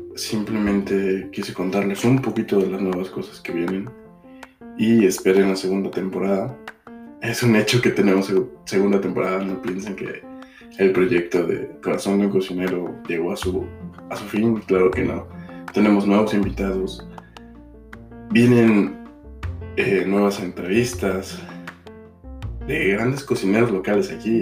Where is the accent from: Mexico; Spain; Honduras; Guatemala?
Mexico; moved away as an adult; also born or lived in Mexico City; now in United States